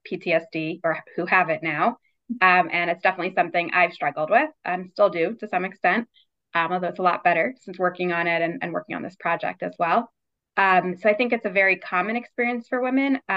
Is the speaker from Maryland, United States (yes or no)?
yes; Baltimore, Maryland, United States; also born or lived in New York / Richmond, Virginia; mostly lived in Baltimore for my almost my entire life. Um, I was born in New York, but moved here when I was six, and then we had a short stint in Richmond, Virginia, for three years. But otherwise, I have been in Baltimore um, my whole adult life, and um, went to school here.